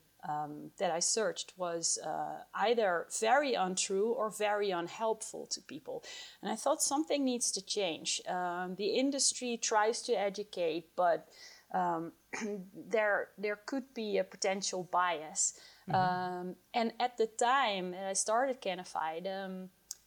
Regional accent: Netherlands; moved away as an adult; now in Colorado, United States; I moved from my home country, the Netherlands, where I did my PhD in cannabis research, to the United States, Colorado

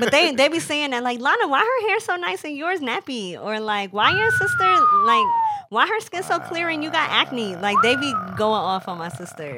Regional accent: New Jersey, United States; growing up in Jersey

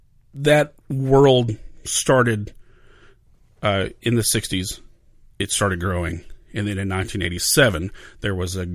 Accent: Princeton, Texas, United States; I grew up in a town called Princeton, Texas, which is just north and east of Dallas. No one has ever heard of Princeton. Usually when I say I'm from Princeton, people say New Jersey

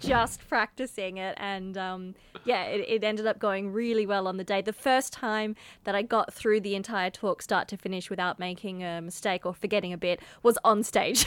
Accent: Mandurah, Western Australia, Australia; also born or lived in Perth; Mandurah, which is my hometown

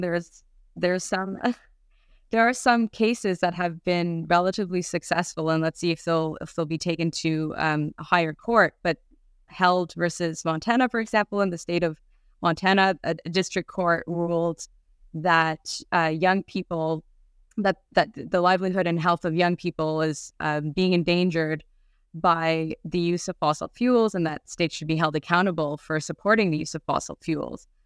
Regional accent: Canada; moved away; also born or lived in Europe; I'm Canadian, but I guess I just wasn't paying attention at the time living in Europe.

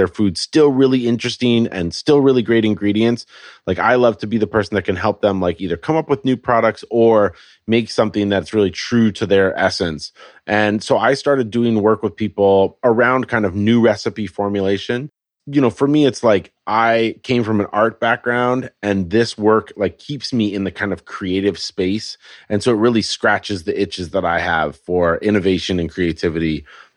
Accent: Colorado, United States; moved away as an adult; also born or lived in California; now in Portland, United States; So I grew up in Colorado where our growing season was about 12 minutes long.

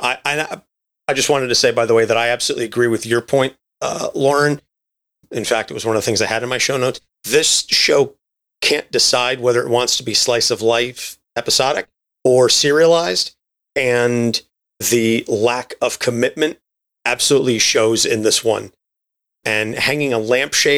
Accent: New Jersey, United States; I'm from New Jersey

